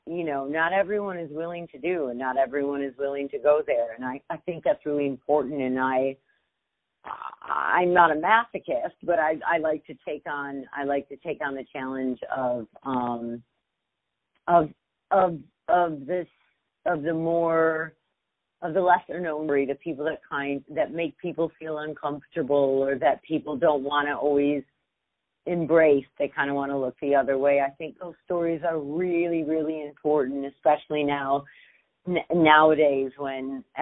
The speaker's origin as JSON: {"language": "English", "region": "Michigan", "country": "United States", "tie": "born or raised there", "also_born_or_lived": "Brooklyn, New York", "said": "I grew up mostly in Michigan, but I was born in Brooklyn"}